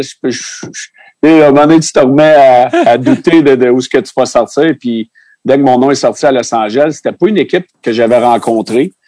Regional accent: Sherbrooke, Quebec, Canada; on vient de Sherbrooke

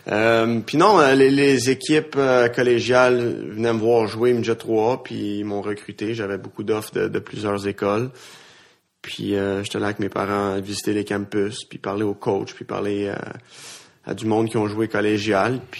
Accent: Kirkland, Quebec, Canada; first language French; Je, je, viens de Kirkland, dans, l'ouest de l'île.

